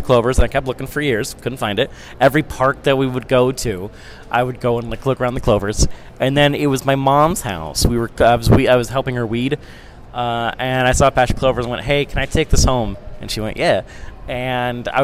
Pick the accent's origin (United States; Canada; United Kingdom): United States; Midwest; I am a Midwesterner